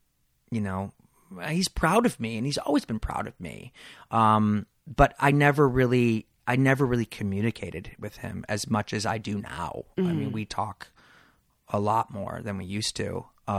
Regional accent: Detroit, Michigan, United States; You know, I grew up in Detroit, Michigan, where I was definitely a different kid. I was bullied, and I come from a sports family.

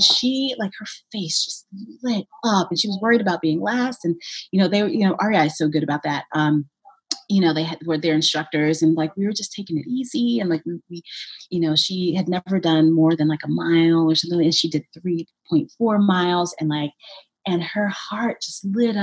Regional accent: Brooklyn, New York, United States; moved away as an adult; now in Montpelier, United States; I grew up in Brooklyn

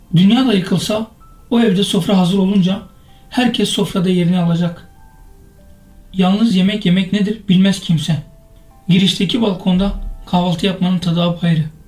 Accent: Kızıltepe, Mardin, Turkey; moved away; Kızıltepe'nin yolunu tuttum. Ne de olsa doğup büyüdüğüm şehirde

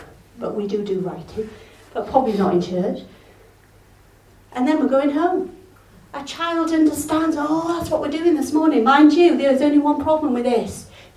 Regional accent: Yorkshire and the Humber, United Kingdom; now in Wales; I'm English, I'm Yorkshire

